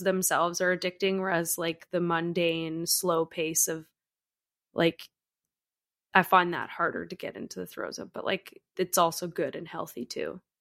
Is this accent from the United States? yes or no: no; Canada; as a Canadian